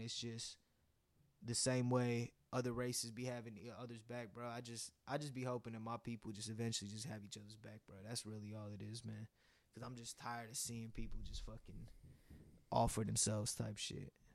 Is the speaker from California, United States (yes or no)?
yes; Warner Creek, California, United States; me growing up in Warner Creek